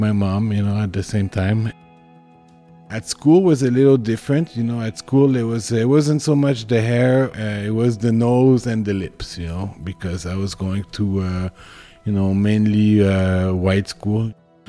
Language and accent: English; Montreal, Quebec, Canada; I grew up in the Myland. It's a multicultural neighborhood in Montreal